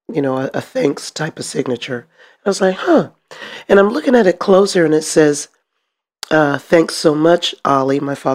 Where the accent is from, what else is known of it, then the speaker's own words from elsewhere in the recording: Richmond, California, United States; Yes, sir. Rochester Village.